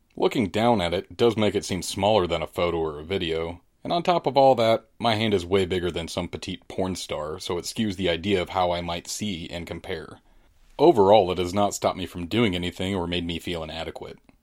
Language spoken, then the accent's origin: English; St. Louis, Missouri, United States; I'm from Saint Louis, thirty-eight years old